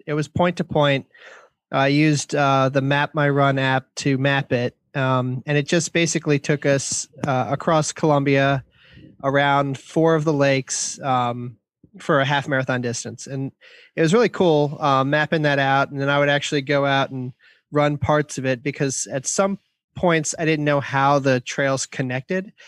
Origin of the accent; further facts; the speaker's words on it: Columbia, Maryland, United States; here in our hometown, um, my hometown of Columbia, Maryland